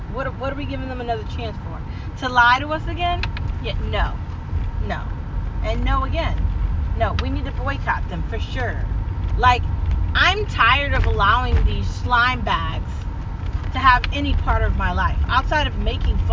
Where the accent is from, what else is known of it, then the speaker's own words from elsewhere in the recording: United States; I am an American